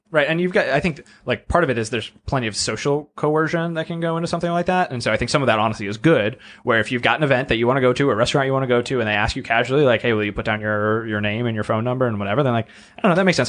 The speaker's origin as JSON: {"language": "English", "region": "Massachusetts", "country": "United States", "tie": "born or raised there", "moved": "yes", "lives_now": "Washington, D.C., United States", "said": "I grew up in Massachusetts"}